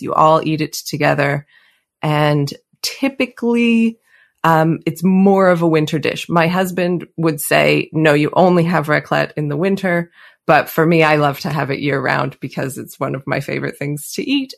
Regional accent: Calgary, Alberta, Canada; accent: Canadian; moved away as an adult; now in Switzerland; I grew up in Canada, in Calgary, uh, near the Rocky Mountains. And today I live near the Swiss Alps

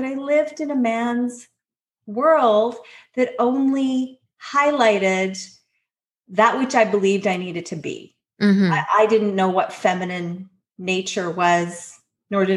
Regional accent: North Shore, British Columbia, Canada; in my hometown

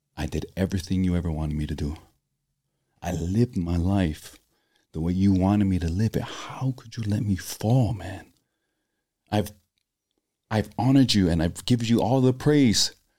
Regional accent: Laie, Hawaii, United States; moved away; growing up in Laie, which is predominantly all members of the Church of Jesus Christ of Latter-day Saints.

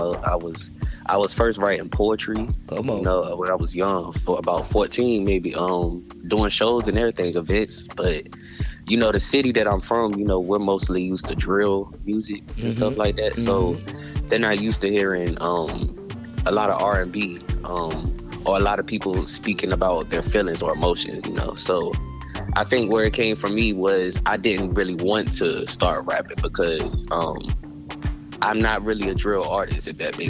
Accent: Virginia Beach, Virginia, United States; I was born in Virginia Beach, Virginia. I'm from Virginia

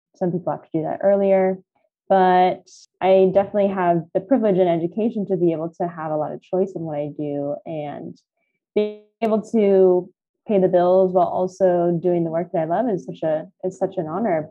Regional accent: California, United States; I was born and raised in California.

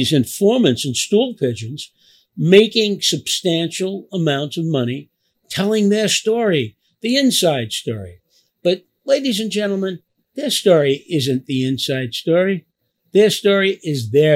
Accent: New York City, New York, United States; also born or lived in Little Italy, Manhattan; I grew up in a place called Knickerbocker Village, what we called the Fourth Ward

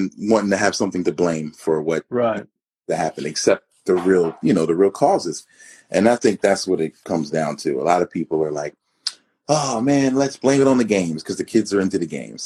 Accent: Philadelphia, Pennsylvania, United States; moved away as an adult; now in Arizona, United States; born and raised in Philadelphia

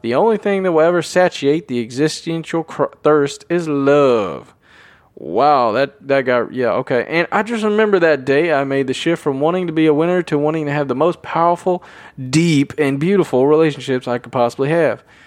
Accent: Tennessee, United States; I'm from Tennessee

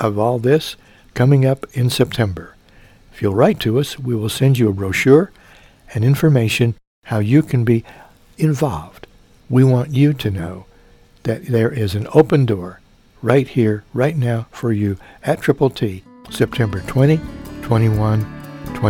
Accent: Mount Carmel, Illinois, United States; my hometown, Mount Carmel, Illinois

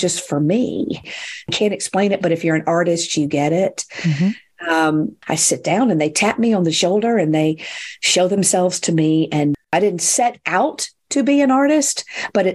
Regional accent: the South, United States; I've always lived in the South

